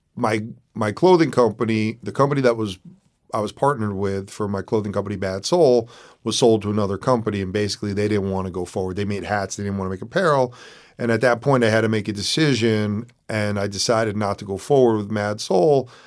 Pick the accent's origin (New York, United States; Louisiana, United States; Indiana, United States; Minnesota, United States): New York, United States; New York City; moved away as an adult; also born or lived in Bronx / Westchester / Connecticut; now in California, United States; was born in New York City, moved out